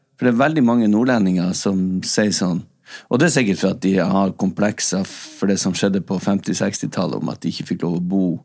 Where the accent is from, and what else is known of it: Northern Norway, Norway; accent: Northern Norwegian; now in Oslo, Norway